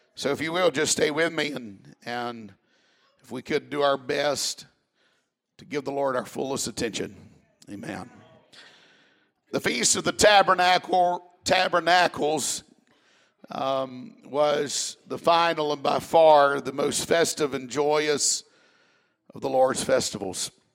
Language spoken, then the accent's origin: English; South Mississippi, United States; I'm from South Mississippi